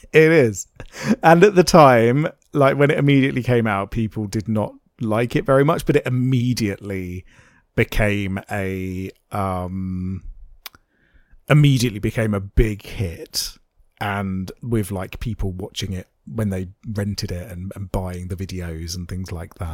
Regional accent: United Kingdom; I am in fact an old British man.

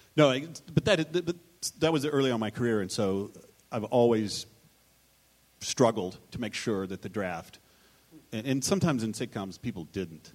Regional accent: Texas, United States; I'm from Texas

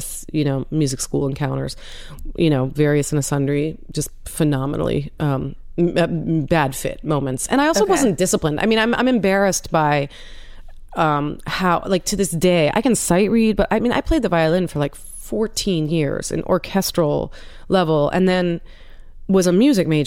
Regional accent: Washington, District of Columbia, United States; I grew up in Washington, D.C.

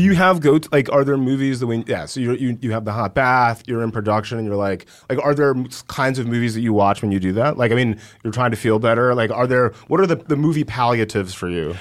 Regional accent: West Central Georgia, United States; I grew up in West Central Georgia

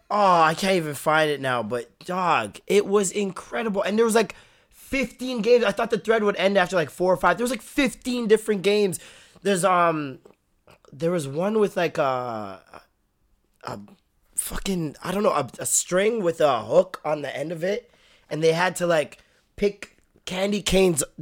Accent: Jamaica; um, we're Jamaican, so we just played some dominoes.

